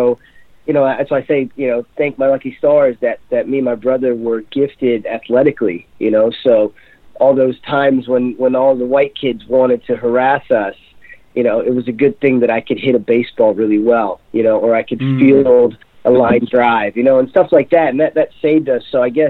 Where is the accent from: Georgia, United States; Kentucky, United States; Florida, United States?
Florida, United States; moved away as an adult; also born or lived in Ohio; now in Hong Kong; I'm from Florida. I grew up in Florida.